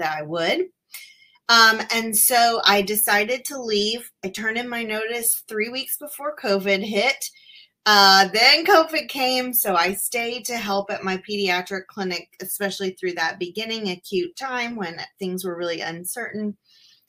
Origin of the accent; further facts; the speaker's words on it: Tennessee, United States; also born or lived in Appalachia, Tennessee / Memphis, Tennessee / Franklin, Tennessee; I'm from Tennessee, and I have lived here my whole life, but I've lived all across the state, from the mountains in Appalachia to Memphis